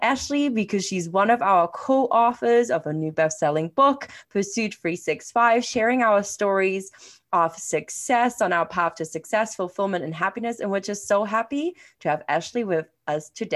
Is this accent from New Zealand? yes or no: no; England, United Kingdom; accent: English; my funny English accent.